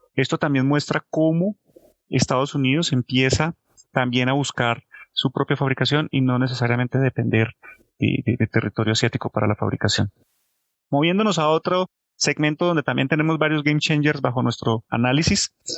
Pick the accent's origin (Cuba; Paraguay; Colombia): Colombia; como colombianos